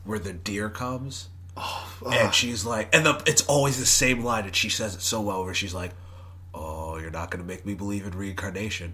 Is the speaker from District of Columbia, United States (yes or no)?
no; Irving, Texas, United States; born or raised there